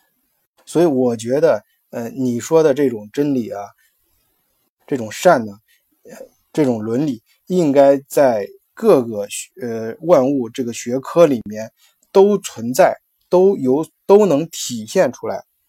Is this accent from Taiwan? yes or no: no; China; 我们中国人讲的性本善